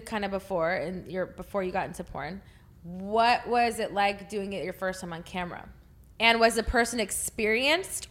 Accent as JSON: {"language": "English", "region": "Texas", "country": "United States", "said": "I'm from Texas."}